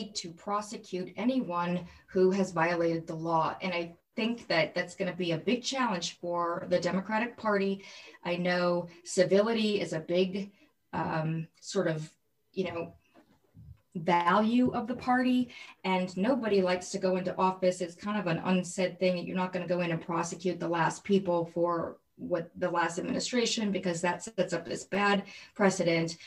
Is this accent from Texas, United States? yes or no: no; Michigan, United States; I grew up in Michigan